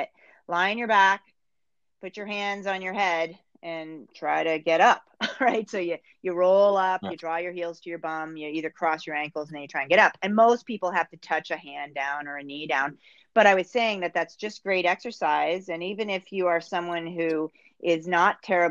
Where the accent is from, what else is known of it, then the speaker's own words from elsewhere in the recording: Northeast, United States; now in Canada; as an American, I didn't in the Northeast, I didn't grow up with curling.